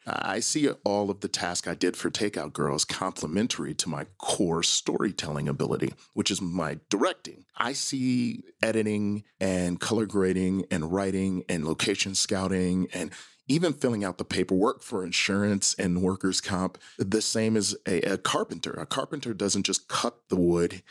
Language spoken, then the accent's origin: English; Milwaukee, Wisconsin, United States; I grew up in Milwaukee, Wisconsin, in the zip code five three two oh six.